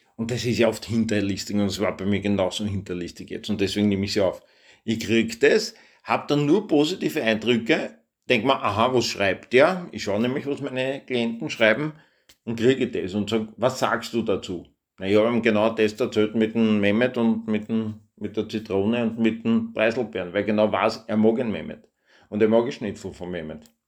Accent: Austria; ich bin Österreicher

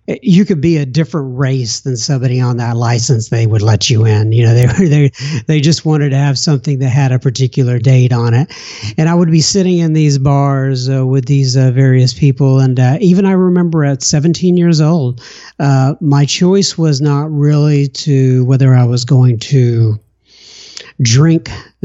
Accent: Bangor, Maine, United States; born there; They came back over here, moved back over here, and I was born in Bangor, Maine. I was an Air Force brat for the first 6 years of my life.

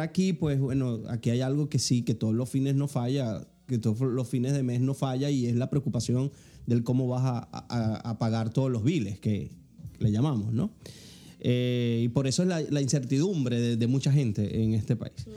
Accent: Venezuela; moved away as an adult; now in United States; yo salí huyendo de Venezuela

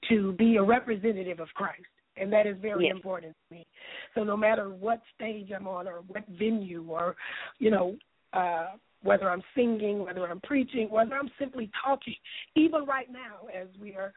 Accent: Lufkin, Texas, United States; I'll be starring in it in Lufkin, Texas, in my hometown.

